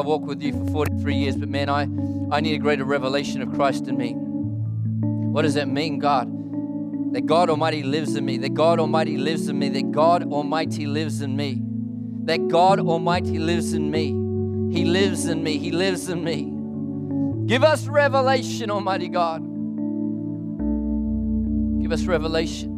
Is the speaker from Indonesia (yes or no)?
no; New Zealand; moved away as an adult; now in Melbourne, Australia; I live in Australia, lived there for 24 years, lived here for 20 years. I'm a Kiwi, Aussie, Quasi, except when the All Blacks, then I'm a Kiwi